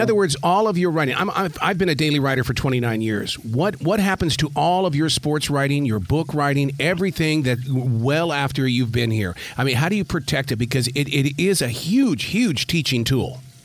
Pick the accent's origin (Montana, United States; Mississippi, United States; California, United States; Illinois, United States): Montana, United States; Billings; growing up in Billings, Montana, playing uh, high school basketball